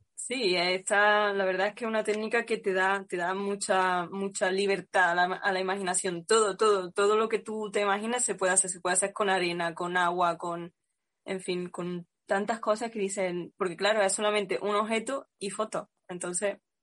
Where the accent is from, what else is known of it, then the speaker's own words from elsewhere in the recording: Cabra, Andalusia, Spain; en mi pueblo Cabra